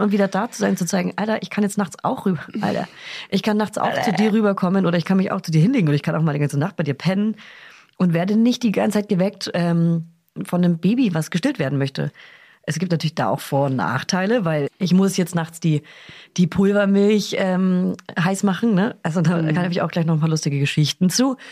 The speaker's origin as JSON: {"language": "German", "region": "Bavaria", "country": "Germany", "tie": "born or raised there", "moved": "yes", "said": "fahre zurück in meine Heimat"}